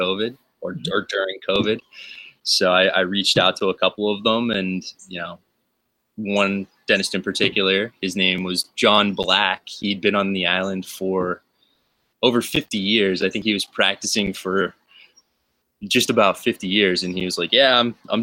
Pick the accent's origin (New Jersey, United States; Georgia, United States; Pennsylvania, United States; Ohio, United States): Pennsylvania, United States; Pittsburgh; moved away as an adult; now in Hilo, United States; I'm from Pittsburgh